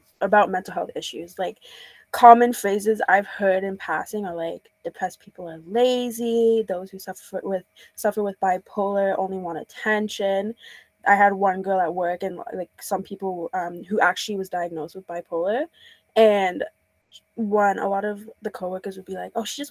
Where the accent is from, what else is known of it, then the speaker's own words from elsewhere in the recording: Trinidad & Tobago; moved away; I'm from Trinidad, so like within the Caribbean community